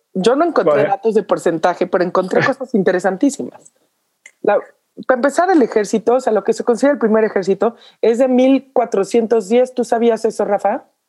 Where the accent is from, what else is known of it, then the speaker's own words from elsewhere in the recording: Mexico; como mexicanos